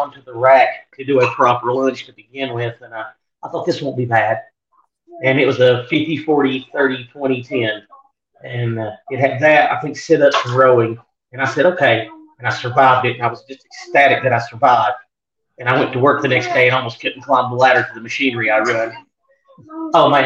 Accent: Northeast Tennessee, United States; Northeast Tennessee

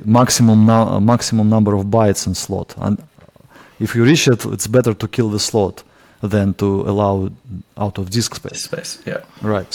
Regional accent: Russia; accent: Russian; English is a second language; my Russian accent

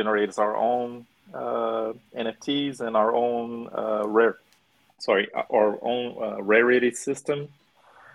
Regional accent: Brazil; now in Vancouver, Canada; I'm also from Brazil

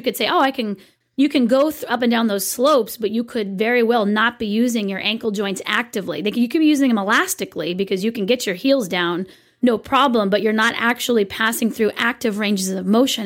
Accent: California, United States; I am such a Californian

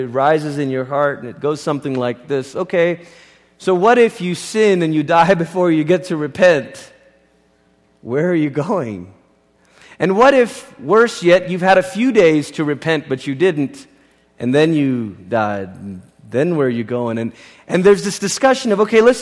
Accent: Malaysia; I grew up in Malaysia, and Christianity is not the dominant religion in Malaysia.

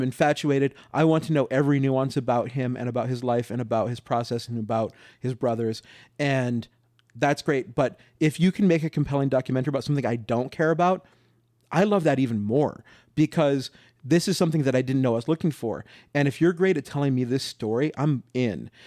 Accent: New Mexico, United States; now in Los Angeles, United States; I'm from New Mexico, and when I moved to L

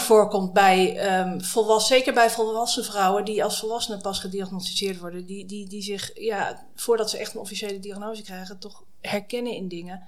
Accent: Drenthe, Netherlands; moved away as an adult; also born or lived in United States / Utrecht / Leiden / Armenia; now in The Hague, Netherlands; ik kom oorspronkelijk uit Noord-Drenthe

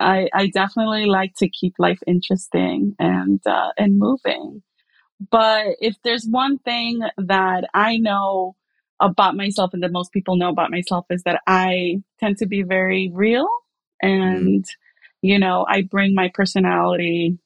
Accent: El Salvador; now in Brooklyn, United States; yes, I am from El Salvador. I came here, Brooklyn, Brighton Beach.

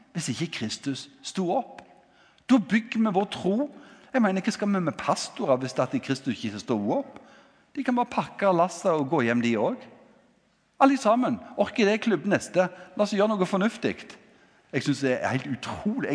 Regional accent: Ganddal, Rogaland, Norway; Jeg kommer fra Gandal

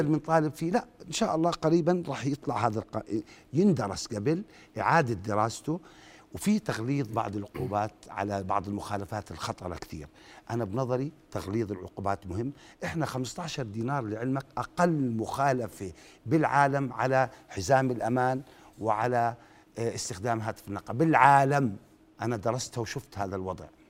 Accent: Jordan; عندنا بالأردن

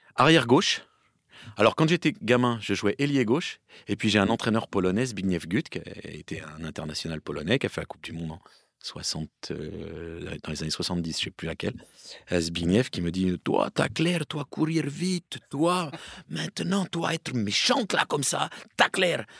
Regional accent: Seine-et-Marne, Île-de-France, France; moved away; also born or lived in Paris / Valloire; Je suis né à Paris et débute en Seine-et-Marne. Et je joue en Seine-et-Marne dans un petit club

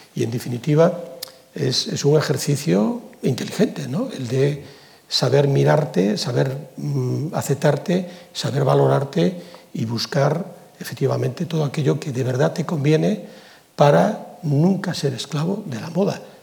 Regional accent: Galicia, Spain; yo soy gallego, pero soy español

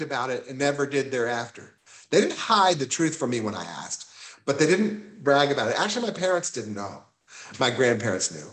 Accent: Houston, Texas, United States; moved away; I grew up, I would say, in privilege in Houston

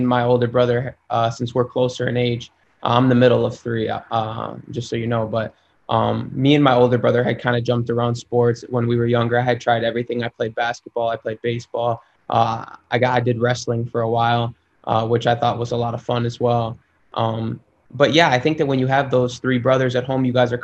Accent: Schaumburg, Illinois, United States; moved away; I grew up in Schaumburg, Illinois, which is a suburb outside of the city

